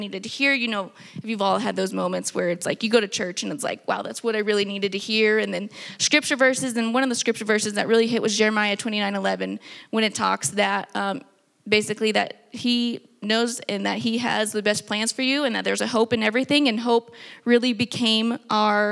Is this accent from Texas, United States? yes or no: yes; Texas, United States; now in New Mexico, United States